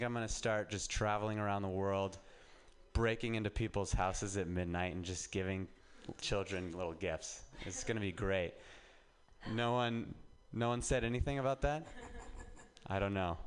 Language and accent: English; Reno, Nevada, United States; moved away as an adult; now in San Francisco, United States; I'm from Reno, and just getting out of Reno and living in San Francisco